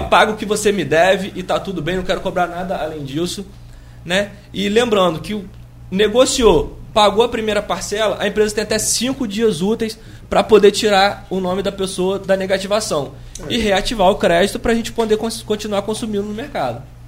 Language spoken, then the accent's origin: Portuguese; Brazil; a gente, enquanto brasileiro